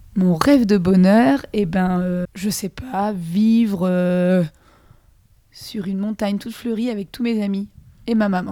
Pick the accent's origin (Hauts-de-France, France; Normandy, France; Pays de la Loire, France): Pays de la Loire, France; Saint-Brevin-les-Pins; moved away as an adult; now in Rennes, France; Je viens de Saint-Brévin-les-Pins Loire-Atlantique. Petite ah. bourgade près de la mer.